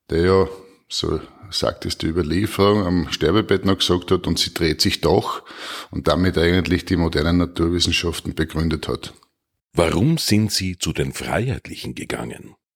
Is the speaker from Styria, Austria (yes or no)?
yes; Styria, Austria; Ja, erstens einmal natürlich in meiner Heimatregion im Murtal.